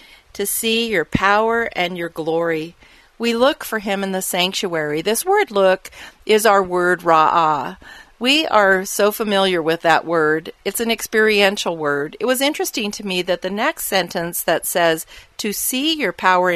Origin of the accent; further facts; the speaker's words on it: Arizona, United States; I grew up living in the Arizona desert